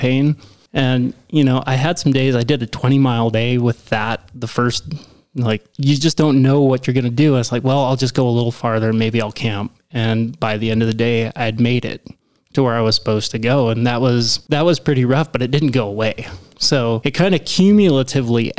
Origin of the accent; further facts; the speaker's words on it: Grangeville, Idaho, United States; I said Idaho.